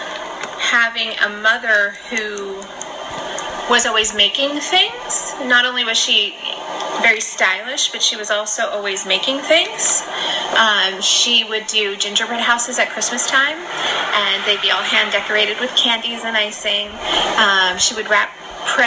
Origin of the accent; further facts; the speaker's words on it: Los Angeles, California, United States; moved away as an adult; also born or lived in New York; now in Florence, Italy; I am from Los Angeles by way of New York. I was actually born in New York, but we moved to California when I was pretty young, so I consider myself to be from California